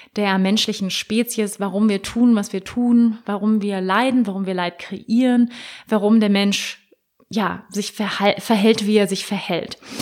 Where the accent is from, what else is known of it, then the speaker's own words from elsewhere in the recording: Hamburg, Germany; Ich wurde in Hamburg geboren, der wunderschönen Hafenstadt im Norden von Deutschland, 1985.